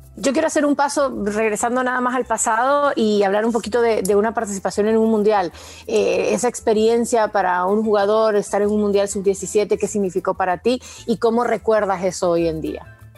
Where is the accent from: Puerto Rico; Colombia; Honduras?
Honduras; yo soy hondureña